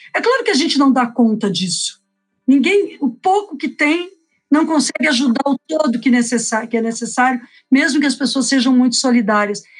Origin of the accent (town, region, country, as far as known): Porto Alegre, Rio Grande do Sul, Brazil